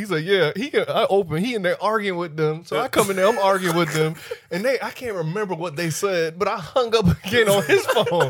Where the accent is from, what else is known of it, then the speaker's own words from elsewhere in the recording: Miami, Florida, United States; because I'm from Miami.